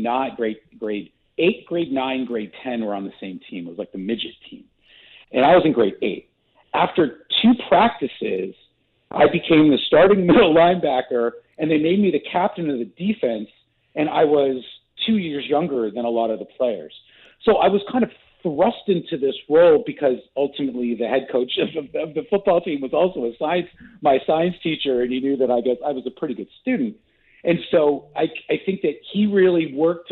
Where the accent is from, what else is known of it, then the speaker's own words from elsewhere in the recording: Southern California, United States; moved away; also born or lived in Canada; I was born in Canada. I grew up in Southern California. I moved back to Canada